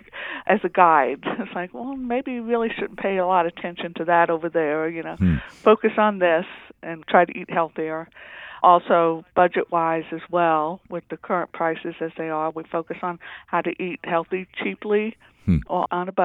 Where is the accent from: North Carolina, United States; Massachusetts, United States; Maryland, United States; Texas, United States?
North Carolina, United States; now in New Mexico, United States; I grew up in North Carolina, but being an Army brat, basically, we moved around, so I'm used to moving around. This is my second time in New Mexico.